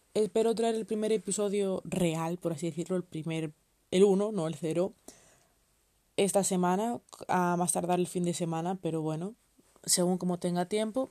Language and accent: Spanish; Spain; soy española